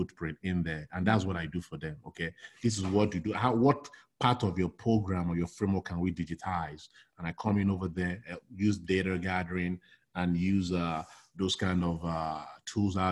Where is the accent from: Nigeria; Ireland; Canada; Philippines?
Nigeria; moved away as an adult; also born or lived in New York, United States; now in United States; I was born and raised in Nigeria. I grew up in Nigeria. I did all my formative education in Nigeria. Then I migrated to the United States in 1996.